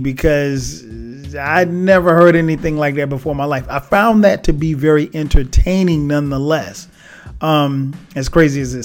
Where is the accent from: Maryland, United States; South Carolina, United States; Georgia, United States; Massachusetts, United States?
South Carolina, United States; Florence; kid growing up in South Carolina, a little small town, Florence, South Carolina